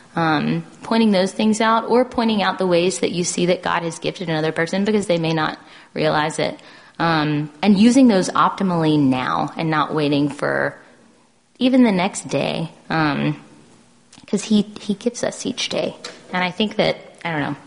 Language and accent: English; the South, United States; growing up in the South in a Southern Baptist church